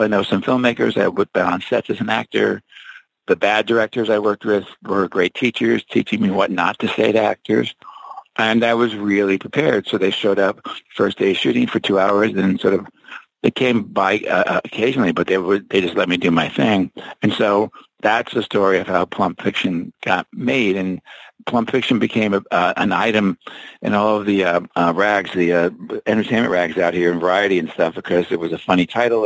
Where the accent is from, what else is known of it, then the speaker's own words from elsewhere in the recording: New Jersey, United States; I'm from Jersey.